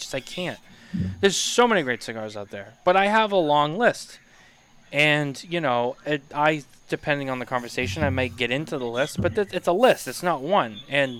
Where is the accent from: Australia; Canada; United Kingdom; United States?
Canada; Mitchell, I only get picked on because I'm Canadian.